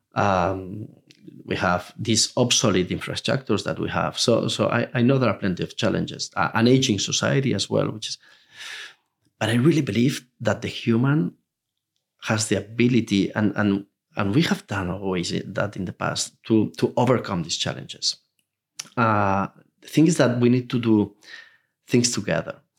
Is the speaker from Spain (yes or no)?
yes; Spain; Spain, even though it's my home country